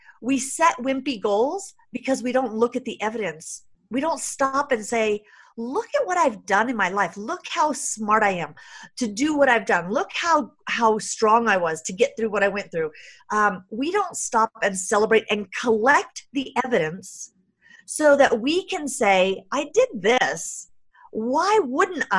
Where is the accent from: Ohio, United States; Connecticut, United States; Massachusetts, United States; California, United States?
California, United States; San Jose; I grew up really poor in San Jose, California